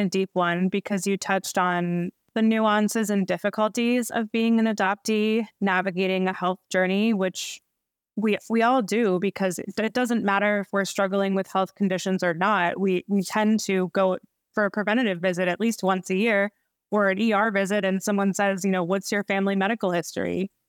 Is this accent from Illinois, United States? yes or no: no; Baltimore, Maryland, United States; moved away as an adult; now in Los Angeles, United States; I live in Los Angeles, California. I'm originally from Baltimore. So I am an East Coast gal, but since moved here 5 years ago